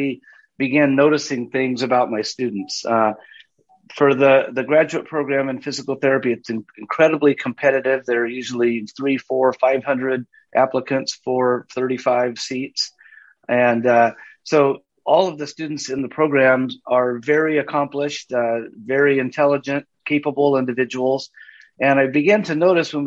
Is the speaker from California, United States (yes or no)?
yes; Southern California, United States; I grew up in Southern California